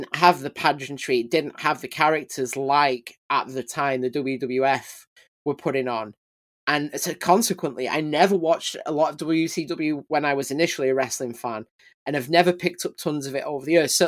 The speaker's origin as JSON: {"language": "English", "country": "United Kingdom"}